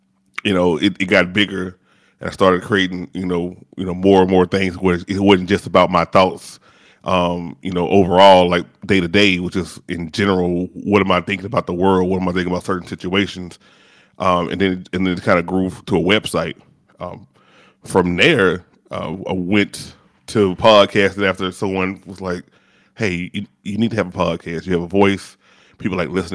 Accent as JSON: {"language": "English", "town": "Shreveport", "region": "Louisiana", "country": "United States", "also_born_or_lived": "Atlanta metro area", "moved": "yes", "lives_now": "Atlanta, United States", "said": "I'm originally from the medium-sized city, not the big city, the medium-sized city of Shreveport, Louisiana"}